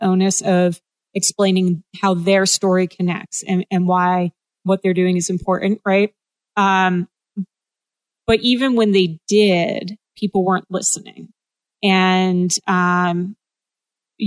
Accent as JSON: {"language": "English", "region": "New England", "country": "United States", "tie": "born or raised there", "said": "I grew up in New England"}